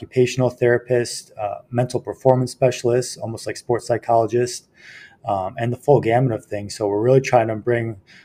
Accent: Libertyville, Illinois, United States; moved away as an adult; also born or lived in Spartanburg, South Carolina / Charleston, South Carolina / North Dakota; I'm from Libertyville, Illinois, which is a northern suburb of Chicago. Grew up there through high school

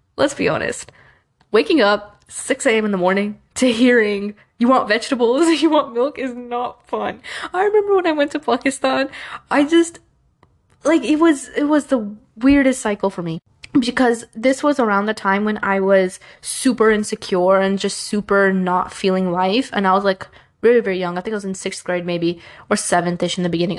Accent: New York, United States; I was born in the US. I was born in New York

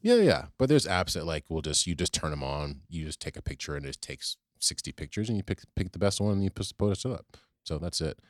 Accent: Richmond, Virginia, United States; now in New York City, United States; I grew up in Virginia, actually, in Richmond

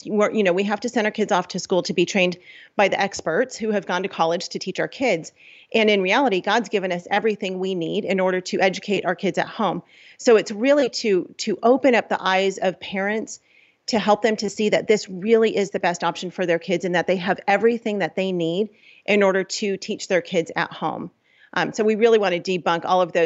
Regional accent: Los Angeles, California, United States; We're from Los Angeles.

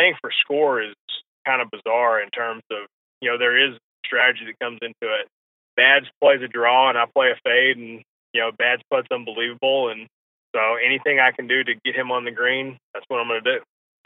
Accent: New England, United States; I was born in New England

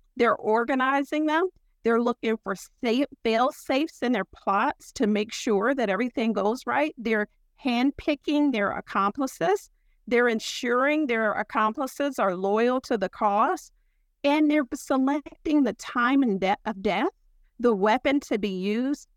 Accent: Ohio, United States; moved away; also born or lived in Pennsylvania / North Carolina; I'm from Ohio, and, uh, I was educated in Pennsylvania and graduate stu-, school at Duke

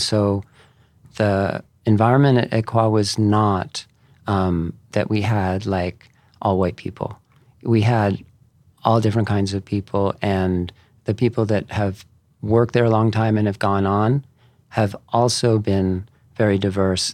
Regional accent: East Coast, United States; moved away; I grew up on the, on the East Coast

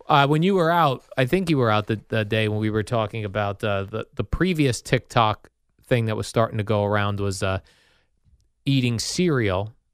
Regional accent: Jersey City, New Jersey, United States; I was born in Jersey City, so we're both, uh, city guys

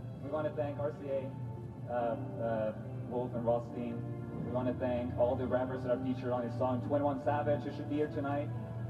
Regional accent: Sweden; English is a second language; moved away as an adult; now in United States; As a kid growing up in Sweden, loving American music, I always dreamt of migrating here

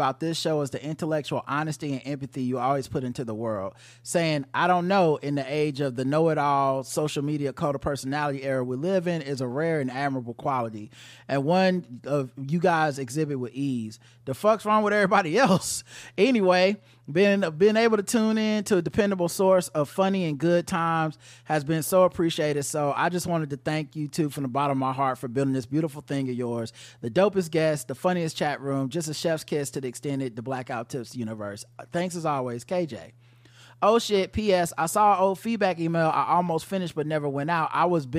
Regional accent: Israel; As you guys may or may not have remembered, I grew up in Israel, served in the IDF, and prior to my service, I actually worked at the cement plant

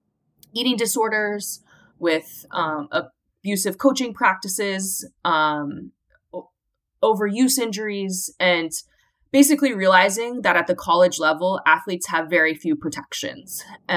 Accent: Iowa, United States; So I grew up in Iowa in the mid-90s, and I just loved being outside with my brother and all the neighborhood kids.

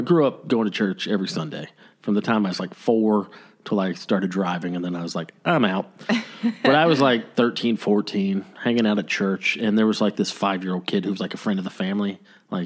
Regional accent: Tennessee, United States; now in Long Beach, United States; I was born in Tennessee

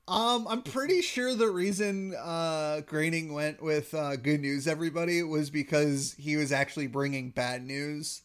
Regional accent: Wisconsin, United States; I've lived in Wisconsin majority of my life, but growing up in Wisconsin

